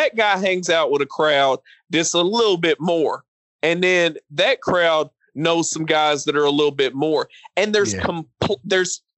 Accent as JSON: {"language": "English", "region": "Appalachia", "country": "United States", "said": "I come from Appalachian culture"}